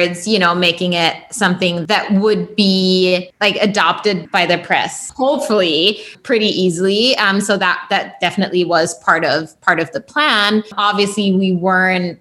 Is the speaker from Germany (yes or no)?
yes; Germany; moved away; growing up in Germany during that time